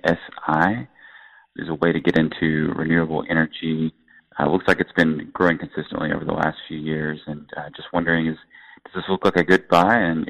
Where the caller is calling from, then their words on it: Tennessee, United States; Hi, I'm calling from Tennessee.